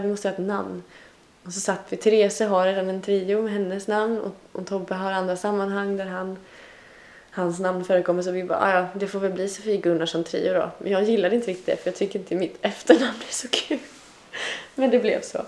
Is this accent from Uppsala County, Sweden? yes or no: no; Tranemo, Västra Götaland, Sweden; now in Stockholm, Sweden; De trakterna mm. i Tranemo kommun kommer jag ifrån